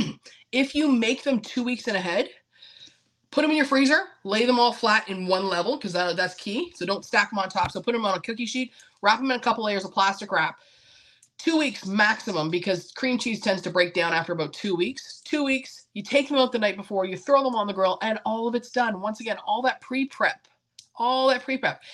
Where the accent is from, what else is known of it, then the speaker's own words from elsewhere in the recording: Canada; now in United States; I come from Canada originally.